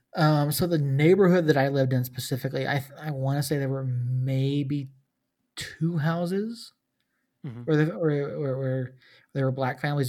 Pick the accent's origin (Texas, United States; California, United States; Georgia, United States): Georgia, United States; I grew up in Georgia